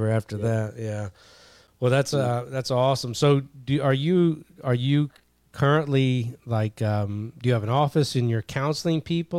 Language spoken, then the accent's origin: English; Kentucky, United States; I grew up in Kentucky